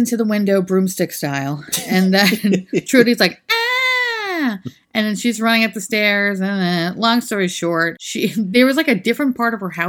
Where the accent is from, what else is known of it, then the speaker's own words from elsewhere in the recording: New York City, New York, United States; we're from New York City